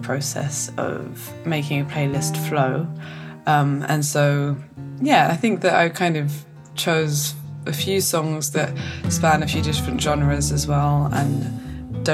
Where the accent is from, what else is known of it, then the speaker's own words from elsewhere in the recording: London, United Kingdom; I'm a musician from Southeast London